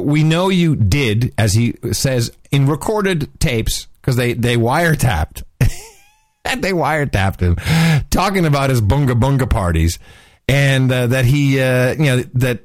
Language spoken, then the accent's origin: English; Netherlands; moved away; growing up in Gitmo Nation Lowlands, we had two channels when I was a kid